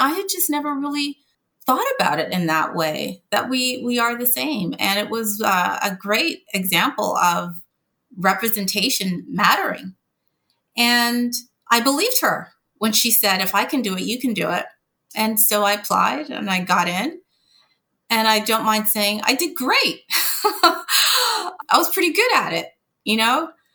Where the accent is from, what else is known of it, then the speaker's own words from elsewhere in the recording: Montreal, Quebec, Canada; moved away as an adult; now in United States; I actually grew up in Montreal, Canada, working class